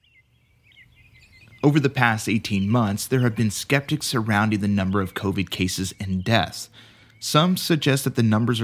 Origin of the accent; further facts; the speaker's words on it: San Angelo, Texas, United States; now in Los Angeles, United States; an NBCLX storyteller in Los Angeles, but San Angelo, Texas is my hometown